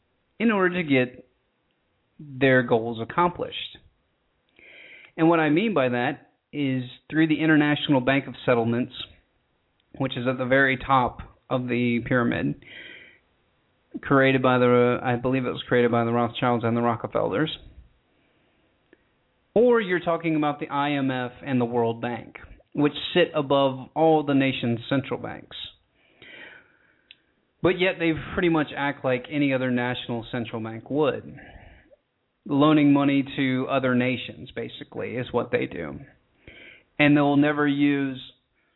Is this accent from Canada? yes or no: no; United States; I'm from the United States